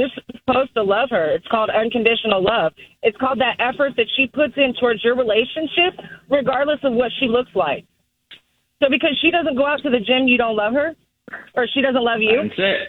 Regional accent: Georgia, United States; moved away; also born or lived in San Antonio, Texas; I'm originally from Georgia.

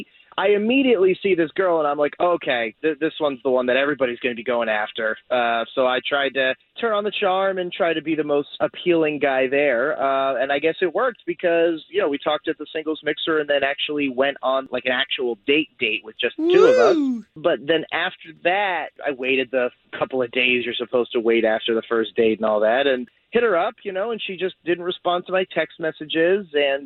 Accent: Altamonte Springs, Florida, United States; I'm from Altamont Springs.

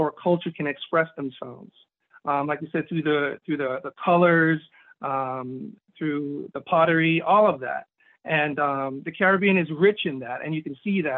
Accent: Florida, United States; also born or lived in Jamaica; I grew up here. I came over here when I was in 1981, when I was just 7 years old. So, I'm used to the American way

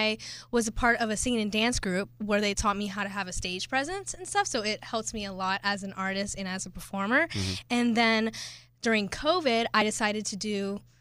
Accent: Florida, United States; I am from Florida

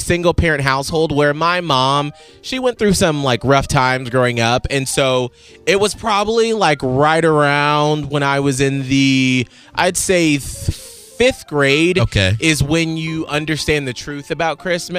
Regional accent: Atlanta, Georgia, United States; I grew up in Atlanta, and I lived in, like, the southern part of Atlanta near the airport, and I was bussed up to the white school.

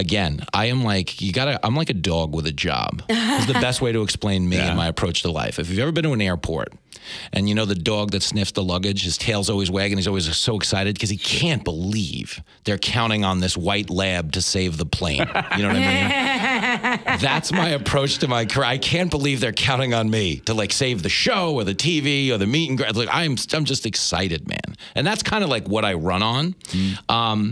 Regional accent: Levittown, New York, United States; I grew up in Levittown on Long Island, Levittown, New York

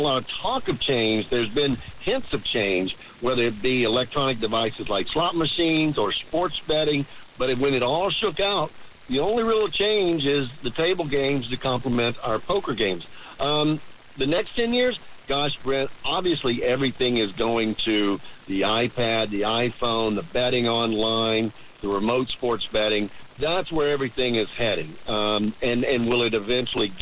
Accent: Tennessee, United States; now in Jacksonville, United States; I was born and raised in Tennessee

